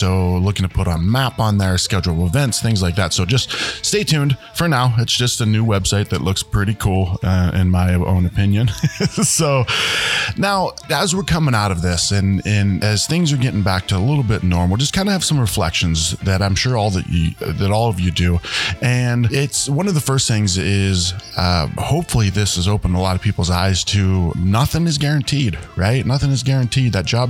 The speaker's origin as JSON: {"language": "English", "region": "Ohio", "country": "United States", "tie": "born or raised there", "moved": "as an adult", "lives_now": "Arizona, United States", "said": "You know, I grew up in Ohio."}